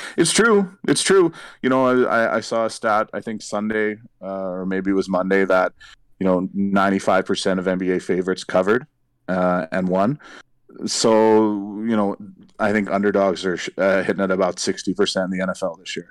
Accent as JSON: {"language": "English", "town": "St. John's", "region": "Newfoundland and Labrador", "country": "Canada", "tie": "born or raised there", "said": "the Saint John's Maple Leafs in my hometown"}